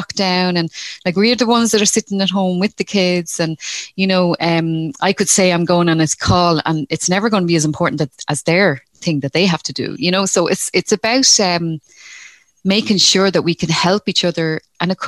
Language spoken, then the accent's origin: English; Dublin, Leinster, Ireland; now in Rosslare Harbour, Ireland; I'm from Dublin originally, so I'm a city girl originally, but I live in Rosslare Harbour.